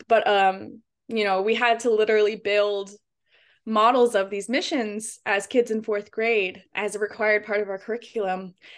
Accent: California, United States; my own education growing up in California

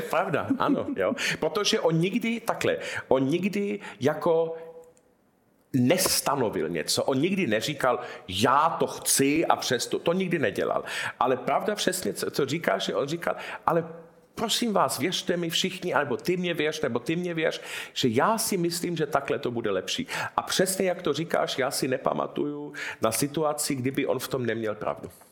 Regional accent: Munich, Bavaria, Germany; jsem se narodil v Mnichově

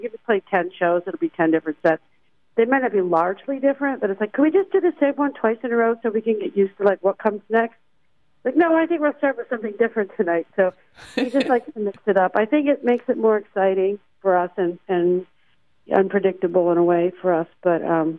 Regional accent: Tallahassee, Florida, United States; moved away as an adult; now in California, United States; I moved to California right about the same time John did. He came from Baltimore and I came from Tallahassee, Florida.

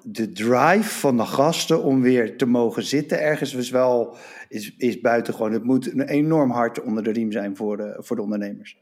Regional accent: Rotterdam, South Holland, Netherlands; Ik ben Rotterdammer, woon in Rotterdam.

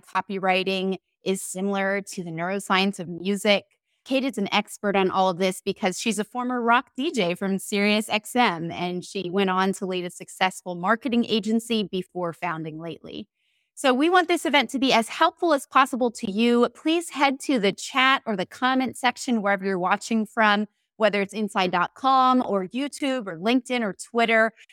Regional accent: St. Petersburg, Florida, United States; I'm in Florida, Saint Petersburg, my hometown

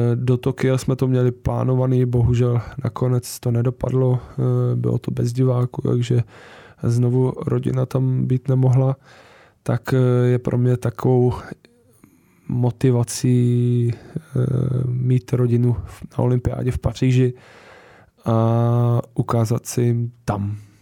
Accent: Czechia; tady u nás v Praze

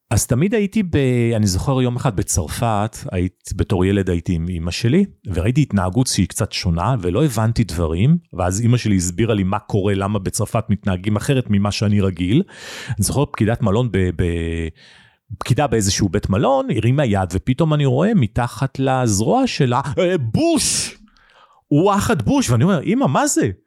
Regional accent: Nigeria; born there; אני נולדתי בניגריה שבאפריקה, אבא שלי עבד בסולל בונה, היינו בשליחות

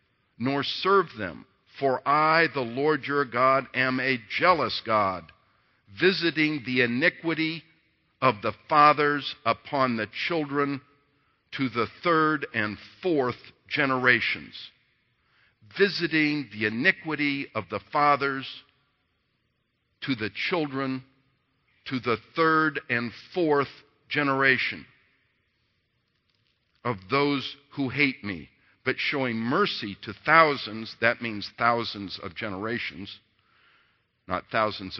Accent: Indianapolis, Indiana, United States; We grew up in the Jewish part of Indianapolis

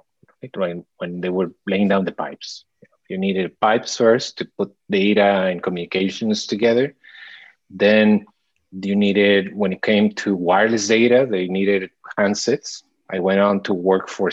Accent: Mexico City, Mexico; moved away as an adult; now in Miami, United States; I was born and raised most of my life there in Mexico City. And I came to Miami about right out of college, 20 something years ago.

